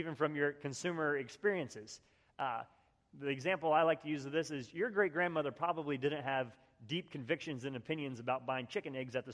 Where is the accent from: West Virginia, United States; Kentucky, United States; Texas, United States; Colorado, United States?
West Virginia, United States; I grew up in West Virginia